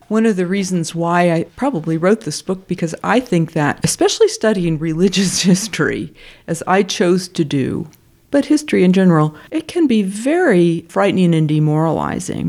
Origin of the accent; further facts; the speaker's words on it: United States; I'm an American